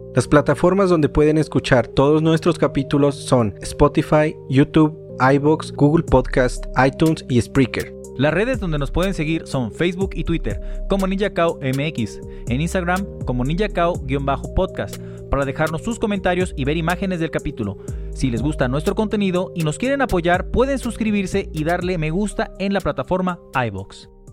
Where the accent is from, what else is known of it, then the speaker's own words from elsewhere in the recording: Coatepec, Veracruz, Mexico; moved away; de allá de mi pueblo natal, como saben, yo soy de Coatepec, la tierra donde se produce el mejor café del mundo